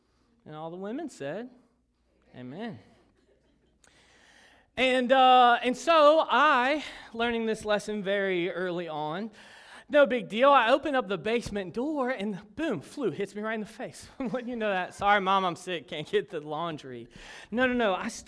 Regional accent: Kentucky, United States; moved away; I'm originally from Kentucky, and northern Kentucky. It's not really Kentucky. It's more Ohio than it is Kentucky.

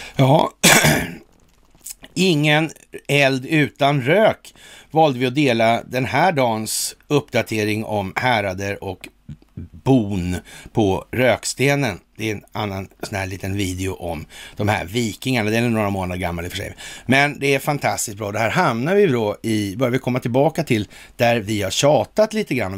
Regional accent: Sweden; vi är svenskar

